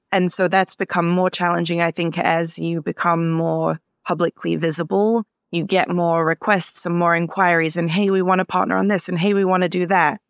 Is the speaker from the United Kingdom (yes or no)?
yes; London, United Kingdom; now in Minneapolis, United States; Yeah, so I grew up in Southeast London in Greenwich, mainly with my mom and my sister